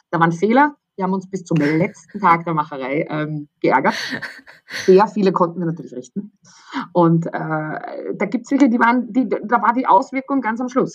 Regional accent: Austria; moved away as an adult; also born or lived in London; so bin ich dann eigentlich in der Mitte Österreichs genau eine halbe Stunde von meinem Geburtsort weggelandet

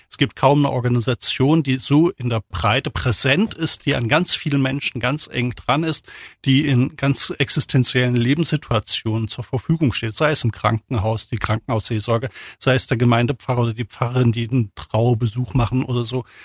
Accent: East Germany, Germany; selbst komme aus der DDR, bin groß geworden in der DDR und bin in einer Familie groß geworden, die so leicht kirchlich sozialisiert war

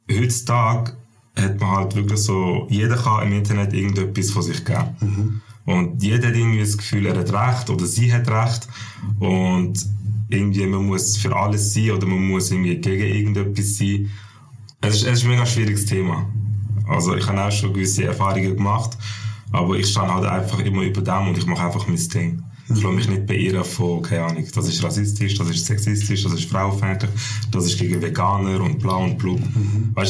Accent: Turkey; now in Switzerland; Ich bin Türk und ich habe einen Schweizer Pass.

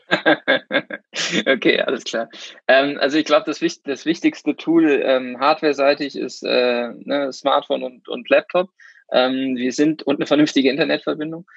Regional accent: Cologne, North Rhine-Westphalia, Germany; komme aus Köln

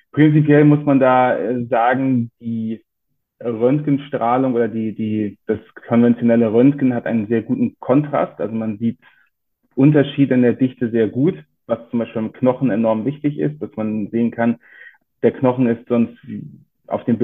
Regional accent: Bonn, North Rhine-Westphalia, Germany; also born or lived in Frankfurt; now in Cologne, Germany; Ursprünglich gebürtig komme ich aus Bonn, bin dann fürs Studium und die Facharztausbildung zumindest die ersten drei Jahre nach Frankfurt gegangen.

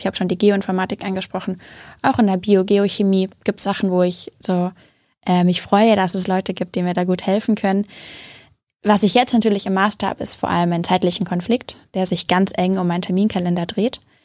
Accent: Hamburg, Germany; also born or lived in Göttingen; Ich komme aus Hamburg.

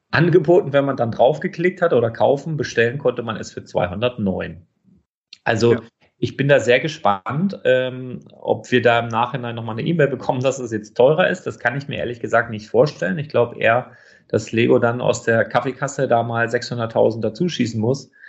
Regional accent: Northern Germany, Germany; ich komme aus Norddeutschland

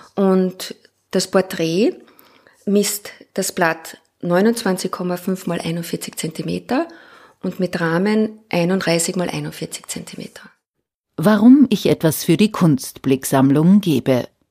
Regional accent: Klagenfurt, Carinthia, Austria; also born or lived in Graz / Linz / Innsbruck; now in Vienna, Austria; Ich bin in Klagenfurt geboren, habe in Graz studiert

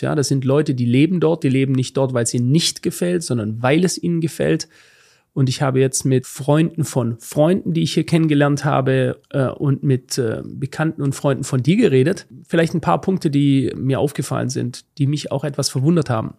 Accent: Germany; ich lebe in Deutschland und auch wenn ich diesem Land oder was davon übrig ist, ähm, sehr kritisch gegenüber bin, ähm, bin ich doch verwurzelt. Ja? Ähm, sehr stark verwurzelt an, an meine Heimat

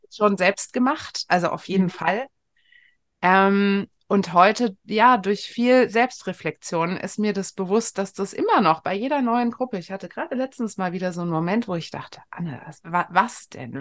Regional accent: Frankfurt am Main, Hesse, Germany; bin ich äh, in Frankfurt am Main groß geworden

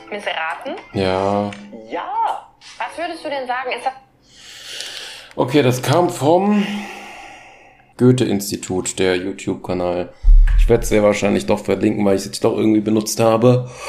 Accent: Hasel, Baden-Württemberg, Germany; accent: Badisch; ich komme aus dem Schwarzwald, genauer gesagt aus der Ordenau, noch genauer aus Hasel im Kinzigtal.

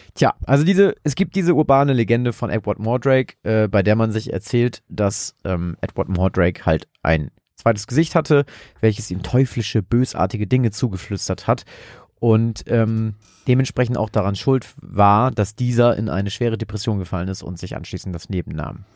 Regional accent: Germany; als Deutscher

